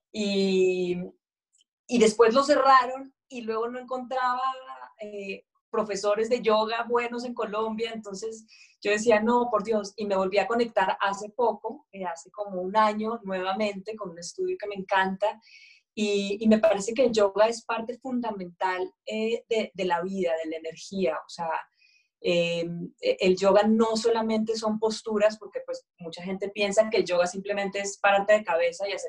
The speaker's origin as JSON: {"language": "Spanish", "country": "Mexico", "said": "Nos íbamos a, pues esto en México, ¿no? Yo soy mexicana, aunque el acento no sé"}